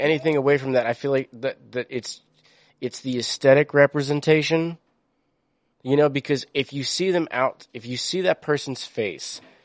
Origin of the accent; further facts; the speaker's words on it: East Coast, United States; I grew up on the East Coast where diversity was fucking celebrated